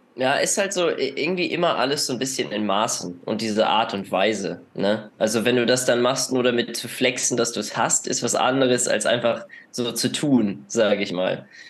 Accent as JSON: {"language": "German", "region": "Northern Germany", "country": "Germany", "moved": "as an adult", "said": "ich komme ja aus dem, aus dem Norden Deutschlands"}